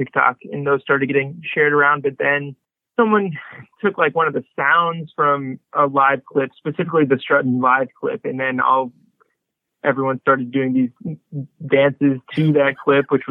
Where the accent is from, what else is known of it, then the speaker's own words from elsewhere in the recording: St. Louis, Missouri, United States; moved away; I grew up in St. Louis